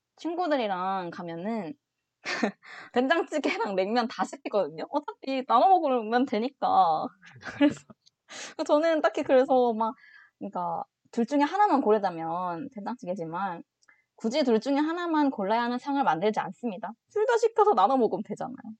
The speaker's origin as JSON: {"language": "Korean", "region": "Gyeongsang", "country": "South Korea", "said": "경상도 사람으로서"}